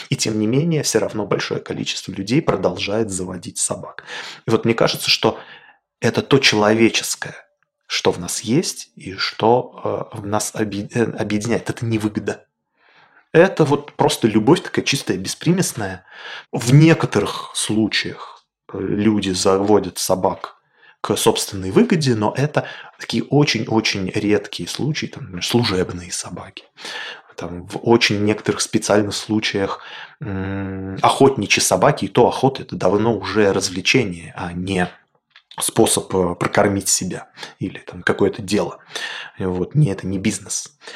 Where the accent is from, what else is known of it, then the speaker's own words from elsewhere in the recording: Magadan, Magadan Oblast, Russia; born there; also born or lived in Kolyma; Родился я в Магадане и некоторое время жил на Колыме, э, на крайнем севере собаки очень популярная и важный аспект э, жизни, особенно вдали от э, городов.